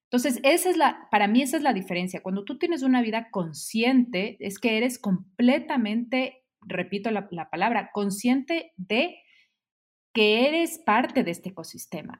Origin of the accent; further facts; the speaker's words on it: Quito, Pichincha, Ecuador; soy quiteña, ecuatoriana